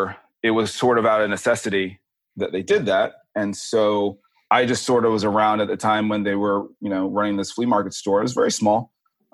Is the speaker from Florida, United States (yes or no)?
yes; Tallahassee, Florida, United States; moved away as an adult; also born or lived in New York City / Philadelphia; now in California, United States; I grew up in Northern Florida in Tallahassee and have lived now in California for the last 7 years